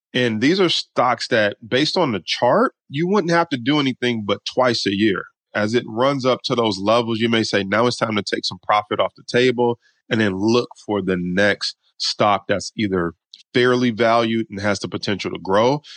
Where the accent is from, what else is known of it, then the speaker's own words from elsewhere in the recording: Detroit, Michigan, United States; we grew up pretty poor in Detroit, Michigan